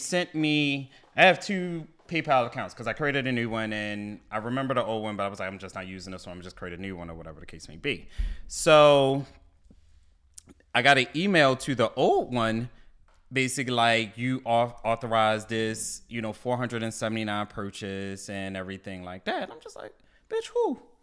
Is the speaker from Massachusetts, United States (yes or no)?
no; Baltimore, Maryland, United States; now in DMV, United States; I'm from Baltimore. I said, you know, originally from Baltimore, but I live, you know, down here in DMV now